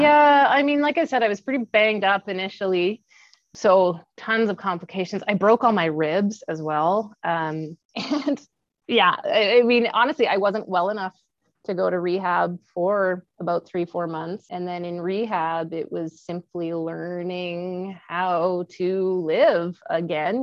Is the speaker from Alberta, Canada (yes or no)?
no; Kamloops, British Columbia, Canada; moved away as an adult; also born or lived in Calgary; i was born and raised in kamloops bc and uh, that is where i live today i came back to my hometown after um, traveling and living all over the world